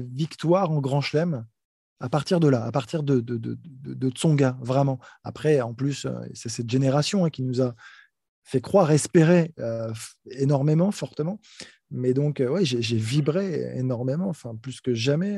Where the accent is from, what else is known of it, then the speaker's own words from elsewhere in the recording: France; pour moi, en tant que Français